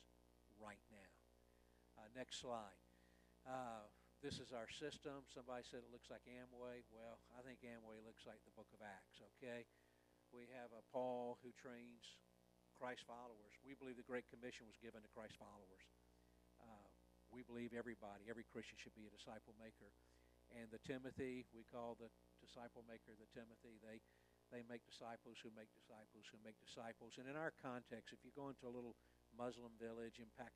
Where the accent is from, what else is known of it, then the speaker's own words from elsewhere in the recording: Atlanta, Georgia, United States; moved away; I'm from Atlanta, okay, years ago, left.